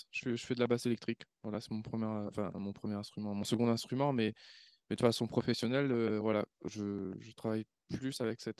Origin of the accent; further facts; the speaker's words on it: Réunion, France; moved away as an adult; c'était en 2010, je venais de la, de la Réunion, après le, après le bac.